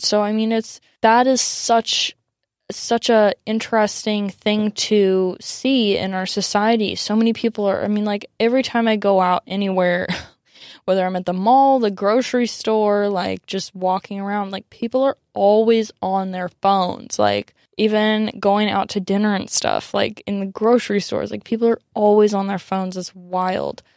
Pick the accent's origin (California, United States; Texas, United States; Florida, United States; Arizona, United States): California, United States; San Diego; growing up in America, growing up in San Diego